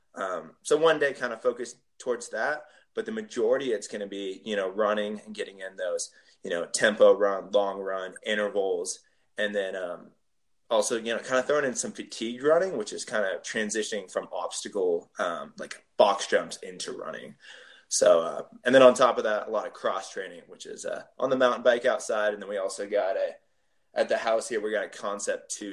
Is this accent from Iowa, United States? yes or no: no; Bay Area, California, United States; I went back home. I'm from the Bay Area